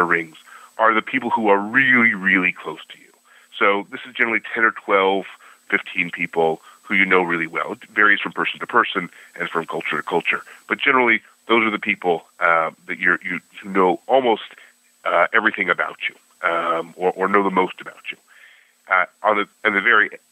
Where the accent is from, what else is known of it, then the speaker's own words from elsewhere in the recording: Buffalo, New York, United States; also born or lived in Cincinnati; My family was from Cincinnati. I grew up in Buffalo